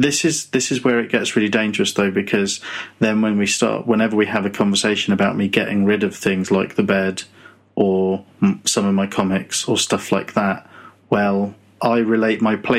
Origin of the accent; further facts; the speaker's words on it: Muswell Hill, London, United Kingdom; born there; I think I was born in Muswell Hill. I was born in a hospital. But I think I lived in my gran's house for the first few years of my life